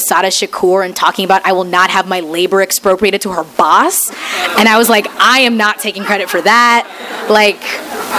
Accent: Missouri, United States; I grew up in Missouri

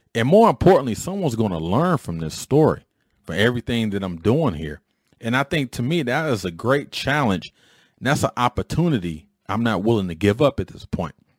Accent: Detroit, Michigan, United States; a knucklehead growing up in Detroit

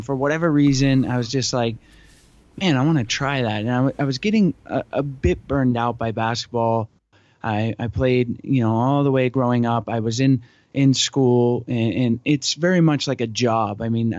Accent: Atlanta, Georgia, United States; moved away as an adult; also born or lived in New Orleans / St. Petersburg, Florida; now in San Diego, United States; I grew up in Atlanta, but I was a gym rat. I was, and still am, very much into basketball. And being in Atlanta, you're not really thinking about the ocean too much.

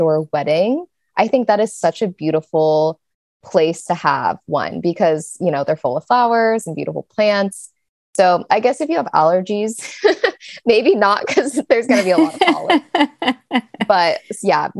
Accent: Kansas City, Missouri, United States; I'm from Kansas City

